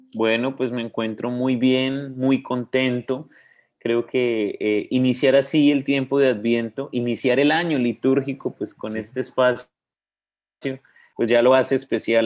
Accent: Bogotá, Colombia; moved away as an adult; also born or lived in Cali, Colombia; me crié en Bogotá toda mi vida, entonces solo en, la partida de nacimiento parece que es de Cali, pero pues realmente yo soy como bogotano

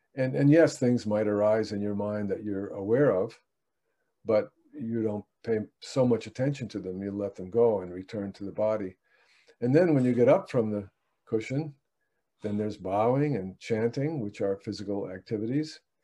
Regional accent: United States; English speaking American

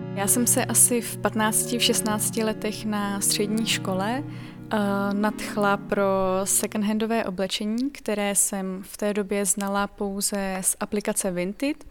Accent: Pardubice Region, Czechia; je mi 22 let, jsem z Pardubického kraje

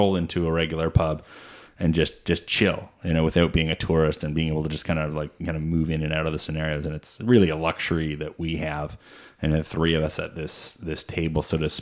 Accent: Peterborough, Ontario, Canada; I grew up in Peterborough

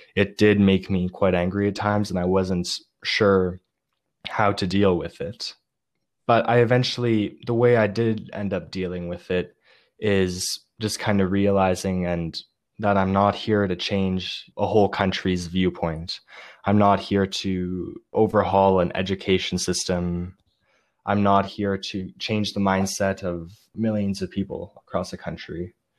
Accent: Canada; one Canadian boy

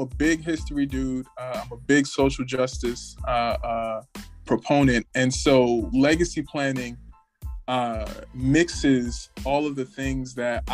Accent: New York, United States; moved away as an adult; now in Washington, D.C. area, United States; originally I'm from New York

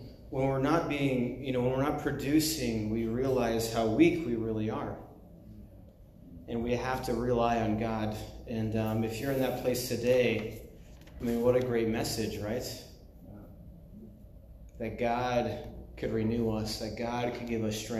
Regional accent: United States; moved away; also born or lived in China; being American

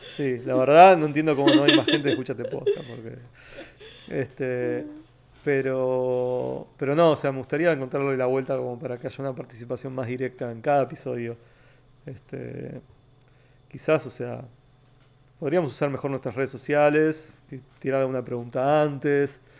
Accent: Temperley, Buenos Aires Province, Argentina; also born or lived in Almagro, Buenos Aires / San Vicente; now in Buenos Aires, Argentina; yo nací en Capital, nací en el barrio Balvanera y me crié toda la vida en Temperley

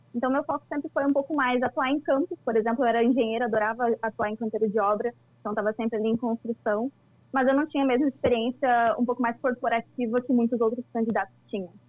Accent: Cascavel, Paraná, Brazil; sou natural de Cascavel, no interior do Paraná

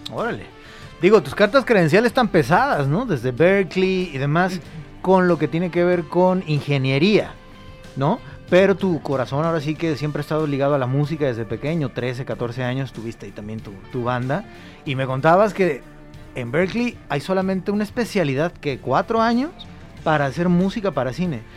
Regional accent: Mexico; ya como mexicanos

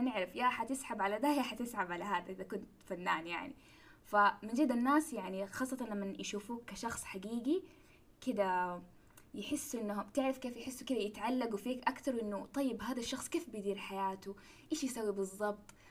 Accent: Mecca, Makkah Province, Saudi Arabia; أنا ترى من مكة وأدرس في جدة كنت

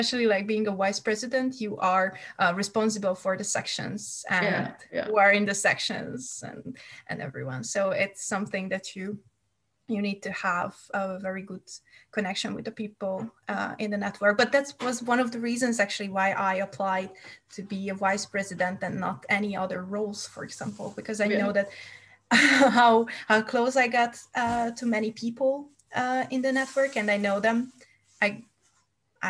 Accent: Hungary; English is a second language; moved away as an adult; also born or lived in United States; now in Denmark; I'm from Hungary

